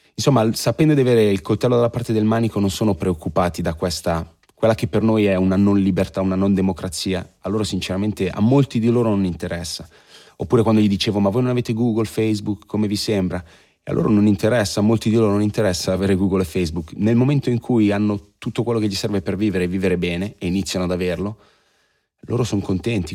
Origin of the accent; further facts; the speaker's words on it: Italy